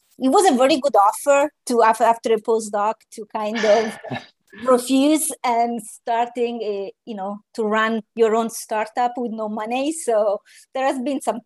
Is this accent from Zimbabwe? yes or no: no; Italy; moved away; also born or lived in Naples; I am an Italian biomedical engineer as training, and just as a circle of life, we are talking today from Italy.